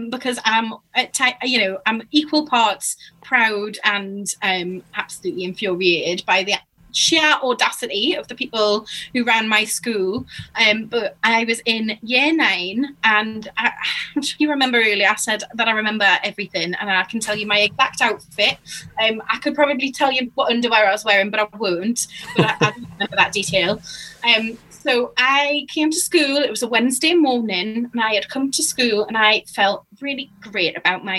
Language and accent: English; Newcastle upon Tyne, North East England, United Kingdom; moved away as an adult; now in Bristol, United Kingdom; which is a state school in Newcastle. And I went there from 2004 to 2011.